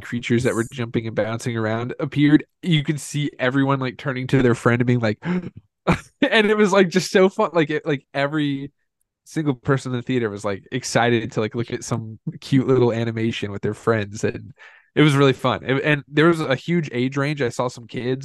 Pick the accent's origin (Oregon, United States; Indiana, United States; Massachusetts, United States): Indiana, United States; growing up in Indiana